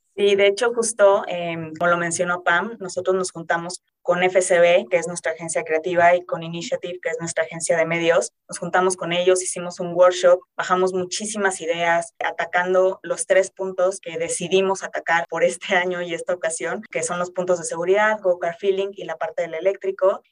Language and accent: Spanish; Querétaro, Mexico; yo soy de Querétaro